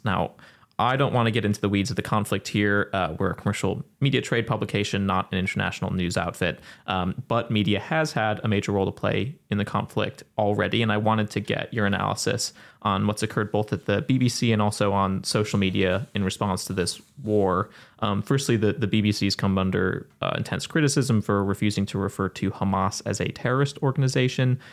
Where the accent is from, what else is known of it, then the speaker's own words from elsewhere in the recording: United States; I'm speaking as an American